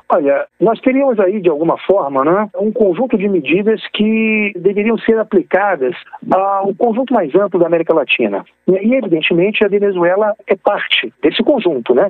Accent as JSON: {"language": "Portuguese", "country": "Brazil", "said": "somos brasileiros"}